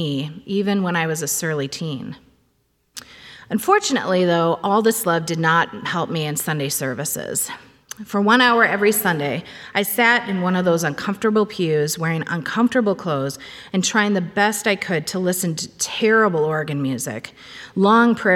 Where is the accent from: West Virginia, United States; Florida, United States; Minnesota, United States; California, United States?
Minnesota, United States; Cambridge; born or raised there